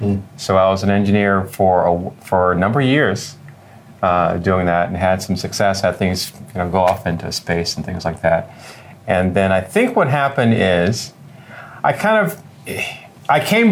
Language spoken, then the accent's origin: English; Detroit, Michigan, United States; also born or lived in California; now in Los Angeles, United States; originally I'm from Detroit, Michigan, the son of two police officers